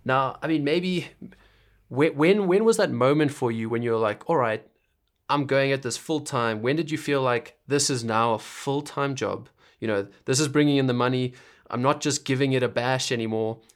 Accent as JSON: {"language": "English", "country": "Zimbabwe", "moved": "yes", "said": "I'm from Zimbabwe."}